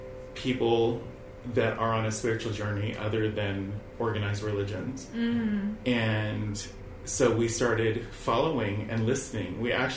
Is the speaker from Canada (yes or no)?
no; California, United States; I'm mostly from California. I have lived in multiple states, but mostly California.